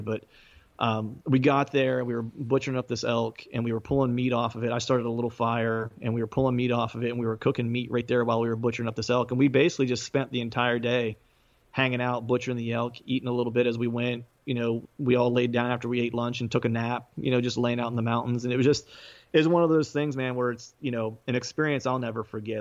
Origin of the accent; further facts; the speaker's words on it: Bedford, Pennsylvania, United States; now in suburbs of Philadelphia, United States; my hometown Bedford